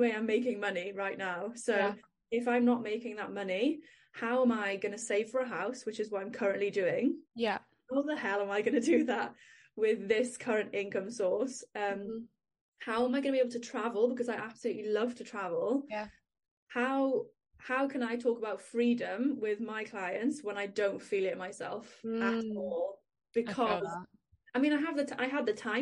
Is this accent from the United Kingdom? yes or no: yes; Wales, United Kingdom; accent: Welsh; if you can't hear from my accent, I am in Wales